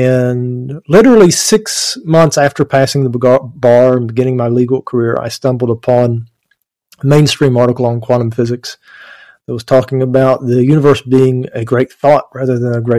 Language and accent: English; Appalachian Mountains, East Kentucky, United States; I grew up in the Appalachian Mountains in East Kentucky, coal mining country